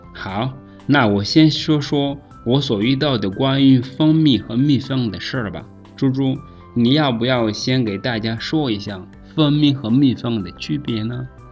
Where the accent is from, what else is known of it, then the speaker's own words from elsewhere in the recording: Rwanda; Chinese is a second language; 我是来自罗安达的